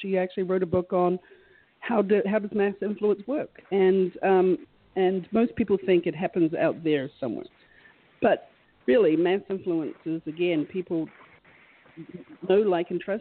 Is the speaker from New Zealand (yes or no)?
yes; New Zealand; moved away; I'm originally from New Zealand